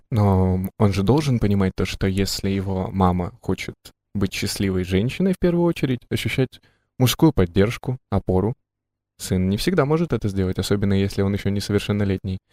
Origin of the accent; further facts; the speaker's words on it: Krasnoyarsk, Krasnoyarsk Krai, Russia; я, например, э, родился и вырос в Красноярске